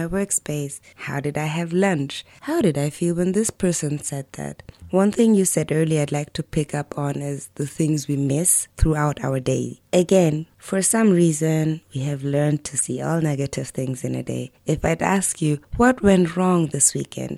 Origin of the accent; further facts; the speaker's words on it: Germany; I grew up in Germany